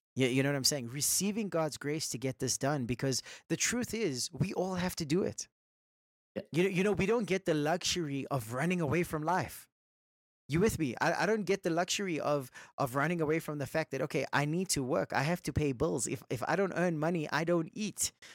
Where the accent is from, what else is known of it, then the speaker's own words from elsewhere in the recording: Johannesburg, Gauteng, South Africa; we're from South Africa, Johannesburg